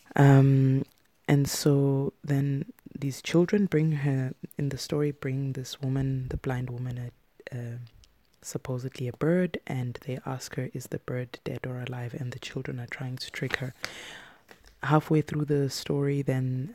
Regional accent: South Africa; when I was growing up in South Africa

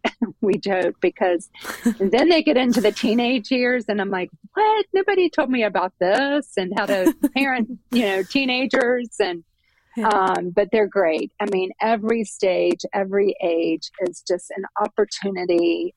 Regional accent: Jacksonville, Florida, United States; moved away as an adult; now in Charlotte, United States; I'm from Jacksonville, Florida, but I've been in Charlotte, North Carolina, for gosh, almost 30 years

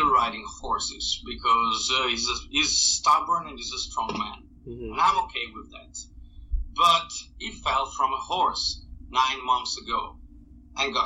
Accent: northern Italy, Italy; English is a second language; the area of Italy I grew up in is where all the fighting happened during World War II, during the Nazi occupation of the north of Italy

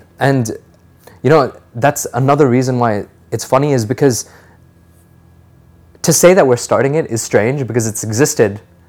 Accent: Delhi, India; moved away as an adult; also born or lived in Singapore; now in United States; So I was born in Singapore. I lived there for about three years of my life. And then I moved to Delhi. So Delhi has been my home, but I went to the American school in Delhi. So I may sound American, but I'm pure Desi at heart.

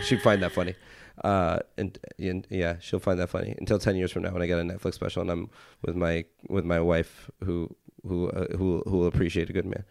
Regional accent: Los Angeles, California, United States; I grew up a lot in Hollywood

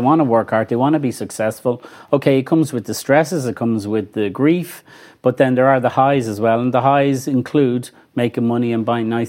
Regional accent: Clonshaugh, Leinster, Ireland; also born or lived in Glasnevin; Well, I grew up in Clonshock when I was in primary. Then went to Joey's in Fairview. We moved to Glasnevin probably when I was about 12 or 13.

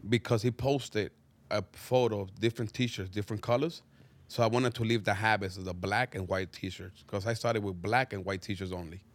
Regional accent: Dominican Republic; English is a second language; moved away; also born or lived in Harlem, New York; growing up in Dominican Republic

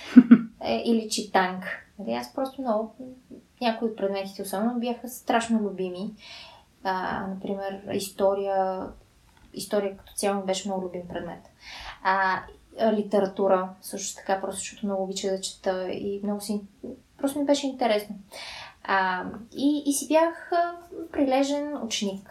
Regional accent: Sofia, Sofia City, Bulgaria; родена съм в София а, и израснах тук

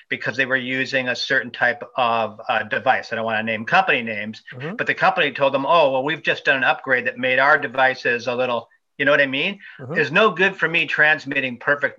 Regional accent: Toronto, Ontario, Canada; I'm from Toronto, Canada

